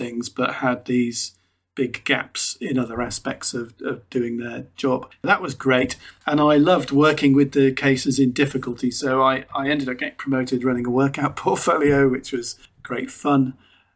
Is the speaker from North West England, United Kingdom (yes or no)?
yes; Liverpool, North West England, United Kingdom; moved away as an adult; also born or lived in Warwick; I was born in Toxteth in Liverpool, a fairly challenging place to be and not a natural place for directors to come from